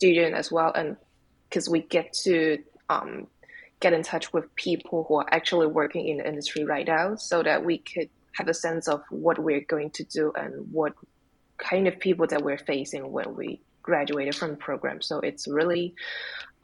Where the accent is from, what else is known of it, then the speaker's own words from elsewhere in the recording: Hong Kong; moved away as an adult; now in Toronto, Canada; I came from Hong Kong. And when I was in Hong Kong, I used to work in commercial galleries